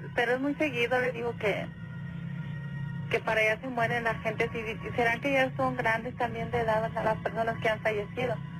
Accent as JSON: {"language": "Spanish", "town": "González", "region": "Tamaulipas", "country": "Mexico", "moved": "yes", "lives_now": "Matamoros, Mexico", "said": "Yo soy de González, Tamaulipas. Ok. Pero ya tenemos aquí también mucho tiempo viviendo en Matamoros, en la frontera"}